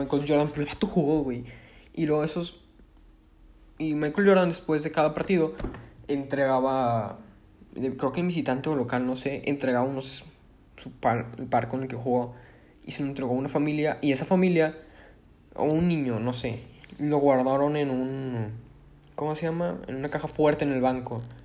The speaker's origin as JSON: {"language": "Spanish", "town": "Monterrey", "region": "Nuevo León", "country": "Mexico", "said": "Yo soy de Monterrey, tengo 16 años"}